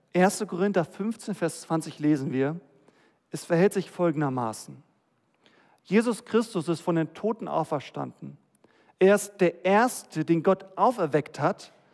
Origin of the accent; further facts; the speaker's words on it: Germany; wir als Deutsche